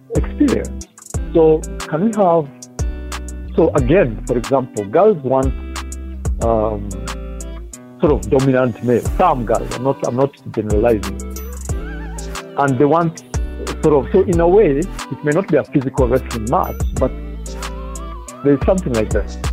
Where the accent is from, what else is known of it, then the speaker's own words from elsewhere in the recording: Kenya; now in Uganda; I grew up in Kenya